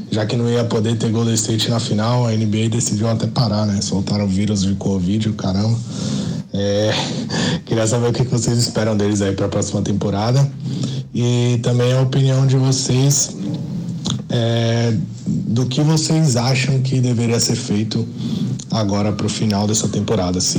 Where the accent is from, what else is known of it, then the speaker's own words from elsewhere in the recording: Brazil; É, galera, como bom brasileiro, eu tô aqui de novo para mandar mais uma pergunta aí.